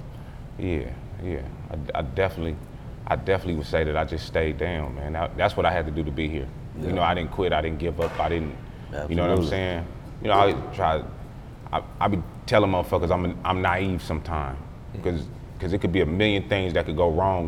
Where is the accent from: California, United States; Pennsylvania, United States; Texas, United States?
California, United States; Palmdale; I'm from Palmdale.